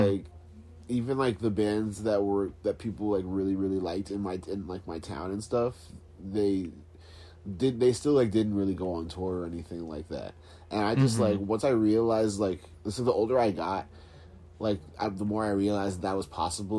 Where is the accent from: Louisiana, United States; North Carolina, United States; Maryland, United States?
Maryland, United States; Calvert County; moved away as an adult; now in Philadelphia, United States; So I moved to Philly in 2010. I was living in Maryland. I grew up in Maryland. What part? I'm from Calvert County.